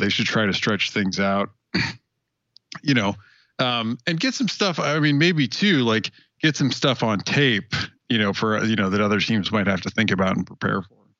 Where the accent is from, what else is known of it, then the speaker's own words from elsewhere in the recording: Wyoming, United States; moved away; also born or lived in Phoenix; I grew up in Wyoming